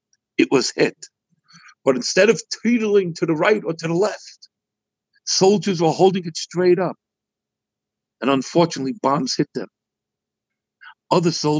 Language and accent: English; United States; I'm an American